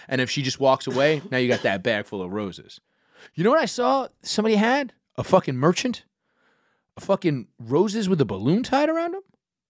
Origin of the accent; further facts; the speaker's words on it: New York City, New York, United States; growing up in Brooklyn.